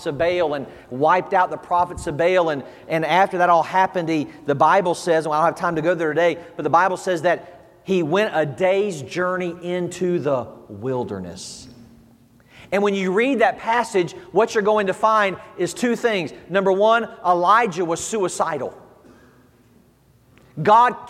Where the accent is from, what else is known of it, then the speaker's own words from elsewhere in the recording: the South, United States; moved away; I'm from the South, as you can tell. We do church a little different down there. You know, we were raised in church down there